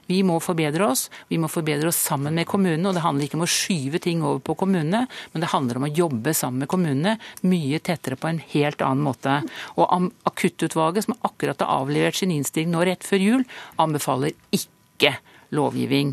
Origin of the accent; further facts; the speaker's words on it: Østfold, Norway; Jeg kommer fra Østfold